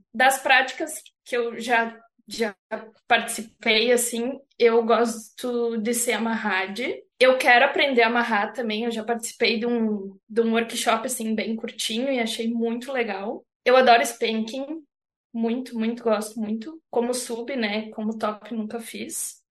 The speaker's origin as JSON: {"language": "Portuguese", "region": "Santa Catarina", "country": "Brazil", "tie": "born or raised there", "said": "na verdade eu sou natural de Santa Catarina, mas eu sou uhum. do meio oeste assim, então é mais para dentro do estado"}